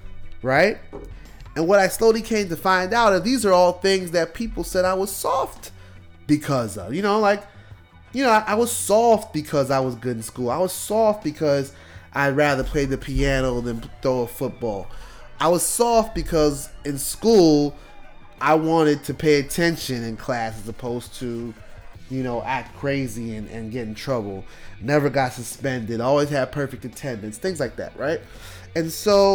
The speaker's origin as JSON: {"language": "English", "town": "New York City", "region": "New York", "country": "United States", "tie": "born or raised there", "moved": "yes", "said": "growing up in New York, you know, we couldn't go outside and play. Like, in Brooklyn"}